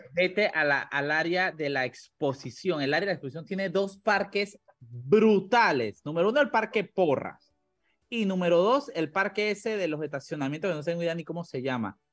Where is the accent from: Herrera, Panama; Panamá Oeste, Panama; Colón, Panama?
Panamá Oeste, Panama; La Chorrera; yo soy de Chorrera y yo recuerdo eh, cuando vivía allá